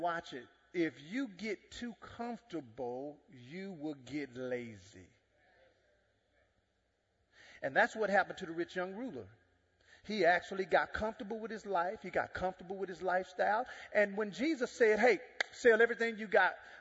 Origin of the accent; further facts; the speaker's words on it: Dallas, Texas, United States; also born or lived in Jamaica; I'm from Dallas.